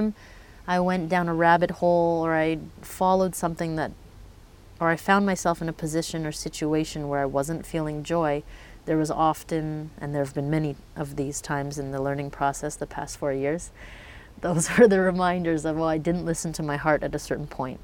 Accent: Vancouver, British Columbia, Canada; I grew up in Vancouver

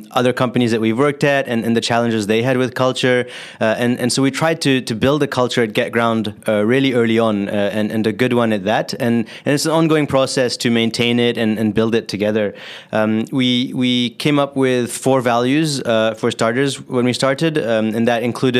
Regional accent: Singapore; moved away as an adult; also born or lived in California; I grew up in Singapore, actually, and so I had to serve 2 years of military service after high school

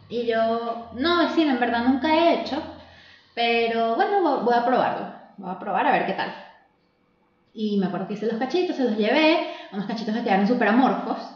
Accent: Venezuela; moved away as an adult; also born or lived in Ireland; now in Chile; cuando salí de Venezuela

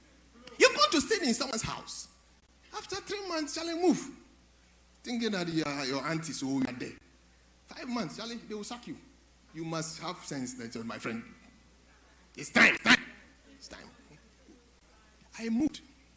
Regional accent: Kumasi, Ashanti, Ghana; because I'm from Kumasi, I want to speak to you sometimes.

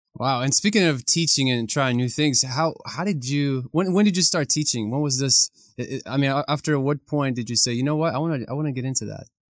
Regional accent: Ukraine; moved away; my country, Ukraine

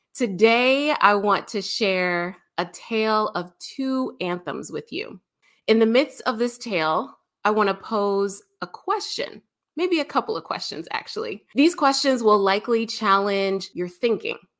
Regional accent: United States

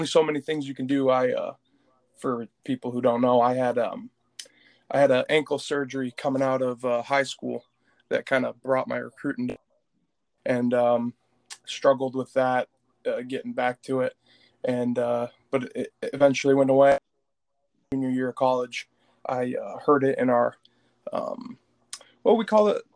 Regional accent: Flint, Michigan, United States; also born or lived in Linden, Michigan; I graduated 2017 out of Lake Fenton High School in Linden, Michigan. I'm from Flint, Michigan

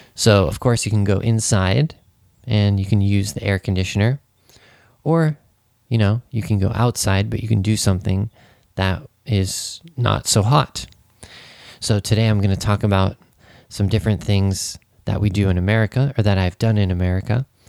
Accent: Santa Cruz, California, United States; moved away as an adult; now in Japan; my hometown was a beach town. And even though you know I lived in Santa Cruz, which is you know the beach town

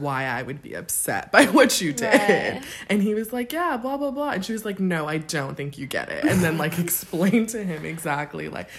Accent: United States; Like, I know I'm from America

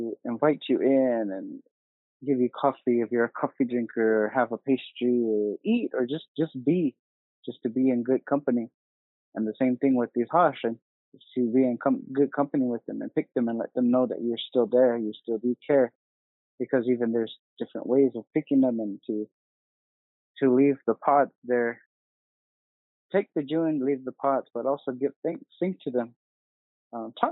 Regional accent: Vaaki, Gila River Indian Community, Arizona, United States; I'm from here from Vaaki, here in the Gila River Indian community

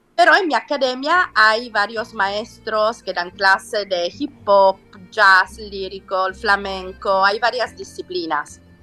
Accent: Salento, Apulia, Italy; Spanish is a second language; now in Mexico; yo sono salentina

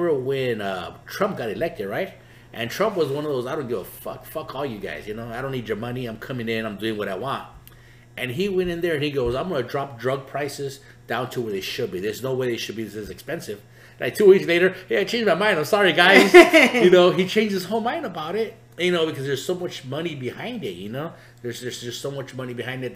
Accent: Los Angeles, California, United States; when we grew up in East

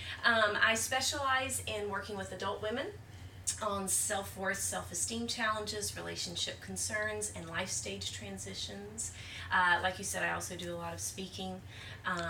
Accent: Atlanta, Georgia, United States; also born or lived in Nashville; grew up, born and raised in Atlanta, in Metro Atlanta

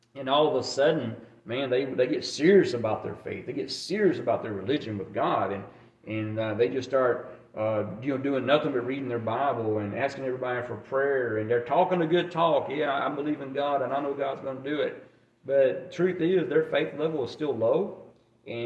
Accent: Alabama, United States; moved away as an adult; also born or lived in Germany; I grew up in Alabama

